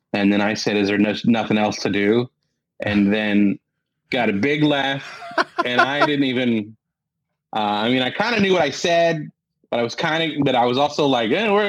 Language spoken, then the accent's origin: English; Columbus, Indiana, United States; Yes, sixth ranked city in the country for architecture, and it's a beautiful town. I mean, they call it Athens on the Prairie is what they call it.